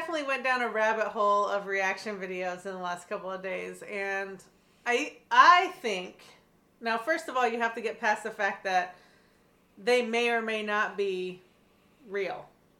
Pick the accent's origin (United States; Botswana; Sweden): United States; Pacific Northwest; being both Gen Xers and also growing up in the Pacific Northwest, in the Great White Northwest over here, in a bubble, we grew up listening to classic rock.